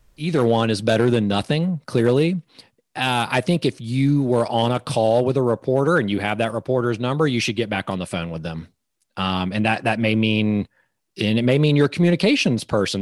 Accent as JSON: {"language": "English", "region": "Georgia", "country": "United States", "said": "I'm from Georgia"}